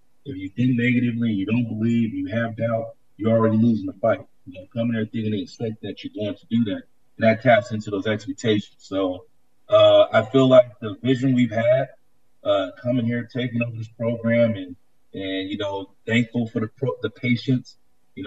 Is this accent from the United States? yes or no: yes; Bay Area, California, United States; moved away as an adult; also born or lived in San Diego / Chicago; growing up in California, the Bay Area